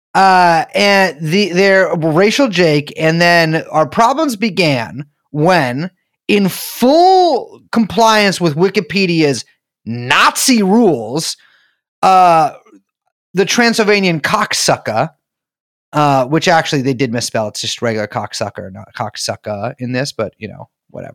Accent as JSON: {"language": "English", "town": "San Francisco", "region": "California", "country": "United States", "said": "I'm from San Francisco"}